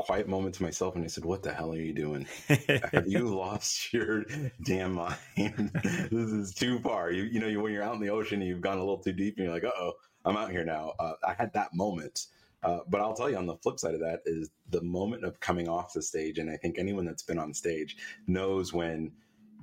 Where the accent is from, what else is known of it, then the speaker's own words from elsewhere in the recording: New York, United States; I'm a New Yorker